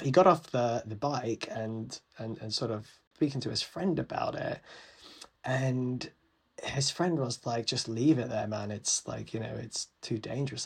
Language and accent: English; London, United Kingdom; my family's Sri Lankan I was born here in London but my parents grew up in Sri Lanka